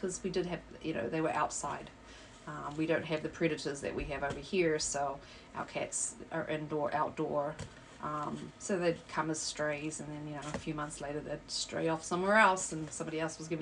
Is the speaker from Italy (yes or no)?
no; New Zealand; now in Illinois, United States; I live here in Illinois, obviously, but I am originally from New Zealand